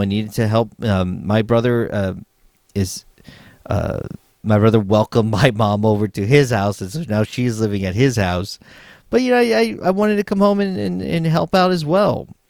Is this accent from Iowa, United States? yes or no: no; San Antonio, Texas, United States; moved away as an adult; also born or lived in Los Angeles; my hometown of San Antonio, Texas